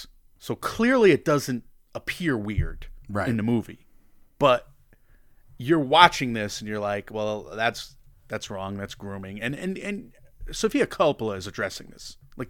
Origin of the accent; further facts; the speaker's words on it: Connecticut, United States; You're a UConn guy, obviously. We're from Connecticut.